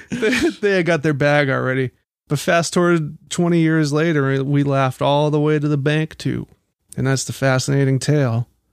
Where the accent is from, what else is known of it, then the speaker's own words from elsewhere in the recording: Baltimore, Maryland, United States; I'm from Baltimore